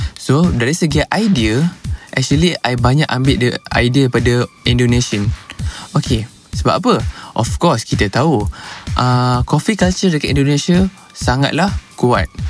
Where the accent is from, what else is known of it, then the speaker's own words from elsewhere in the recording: Puchong, Selangor, Malaysia; saya berasal daripada Puchong